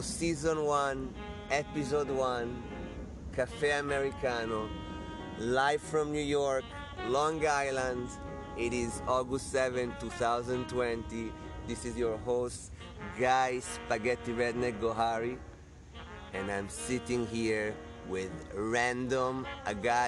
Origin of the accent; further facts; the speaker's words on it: Italy; now in United States; I come from Italy, as I told you, I'm the spaghetti redneck